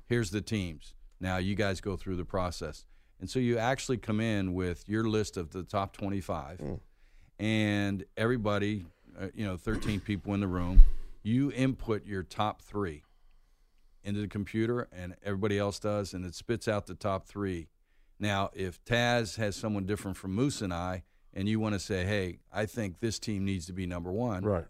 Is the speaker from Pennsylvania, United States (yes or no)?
yes; Pittsburgh, Pennsylvania, United States; moved away as an adult; also born or lived in North Carolina; now in Atlanta, United States; I grew up in Pittsburgh, and you know, growing up, everything was the Steelers